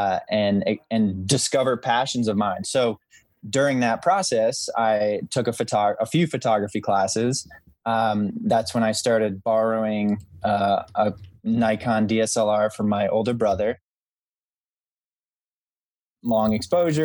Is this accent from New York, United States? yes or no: yes; Albany, New York area, United States; Albany, New York, which was, you know, my hometown or the nearest city to my hometown